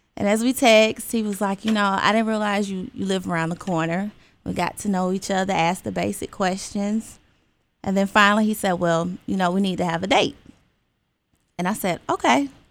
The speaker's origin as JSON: {"language": "English", "region": "Alabama", "country": "United States", "also_born_or_lived": "Georgia", "moved": "as an adult", "lives_now": "Stockbridge, Georgia, United States", "said": "I'm originally from Alabama, you're Bama girl, but I've been in Georgia for six years"}